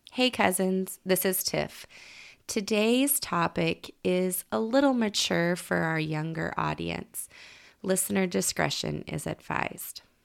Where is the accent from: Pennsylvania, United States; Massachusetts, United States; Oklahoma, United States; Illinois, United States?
Oklahoma, United States; We're from Oklahoma.